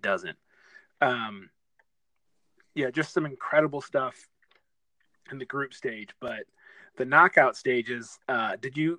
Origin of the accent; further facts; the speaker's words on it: Detroit, Michigan, United States; moved away; I'm from Detroit